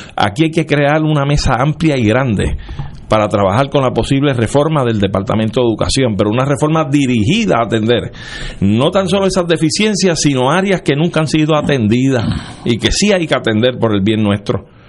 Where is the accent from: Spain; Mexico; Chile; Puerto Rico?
Puerto Rico; nosotros silvestremente nos identificamos como boricua